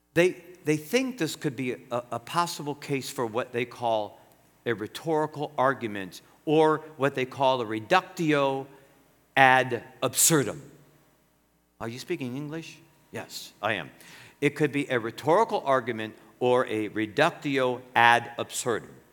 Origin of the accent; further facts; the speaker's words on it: United States; I'm an American, born American. My grandpa's from Greece, my grandma's from Ireland